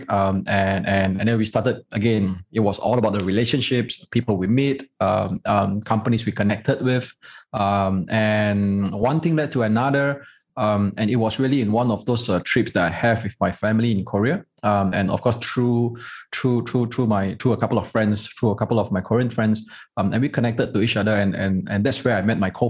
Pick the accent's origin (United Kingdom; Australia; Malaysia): Malaysia; we are a prouder Malaysian. And, and we, we don't really call ourselves Chinese. We're just Malaysian, right?